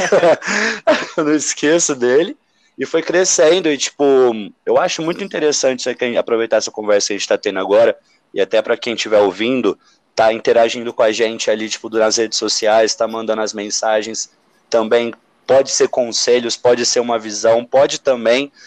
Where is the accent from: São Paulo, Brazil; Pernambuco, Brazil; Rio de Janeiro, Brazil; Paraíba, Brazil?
São Paulo, Brazil; São José do Rio Preto; moved away; eu venho de São José do Rio Preto